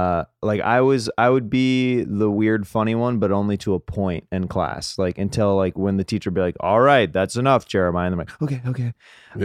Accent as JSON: {"language": "English", "region": "Kansas", "country": "United States", "tie": "born or raised there", "said": "Kansas. So yeah."}